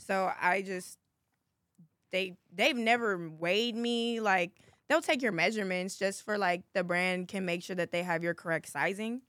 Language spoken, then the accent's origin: English; Inglewood, California, United States; I'm from Los Angeles, California, most, more specifically, Inglewood, um, Playa del Rey area